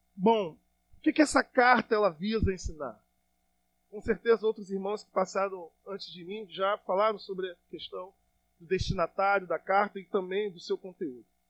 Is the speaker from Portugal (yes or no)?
no; Brazil; como brasileiro